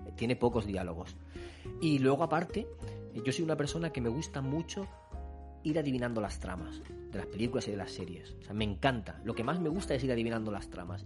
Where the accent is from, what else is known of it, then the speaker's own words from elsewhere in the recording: Spain; Somos españoles